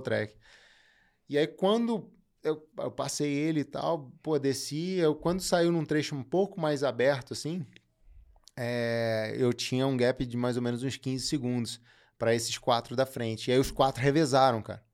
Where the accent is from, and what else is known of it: Brazil